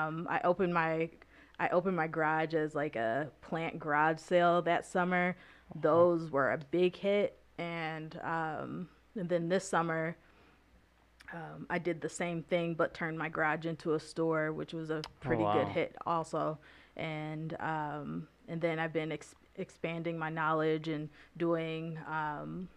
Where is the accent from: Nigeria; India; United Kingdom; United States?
United States; Grand Blanc, Michigan; moved away as an adult; now in Lansing, United States; I was born in Grand Blanc, Michigan, so not too far from Flint